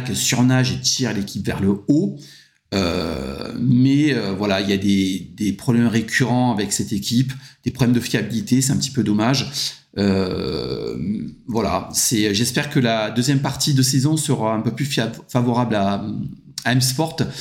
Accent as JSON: {"language": "French", "country": "France", "said": "je suis français"}